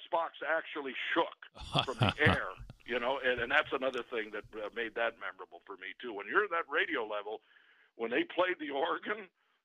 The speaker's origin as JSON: {"language": "English", "town": "Detroit", "region": "Michigan", "country": "United States", "tie": "born or raised there", "moved": "yes", "said": "I grew up in Detroit"}